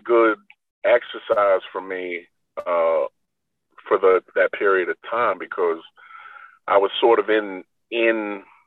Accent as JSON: {"language": "English", "region": "New York", "country": "United States", "said": "we're from New York in the, you know, late 80s, early 90s"}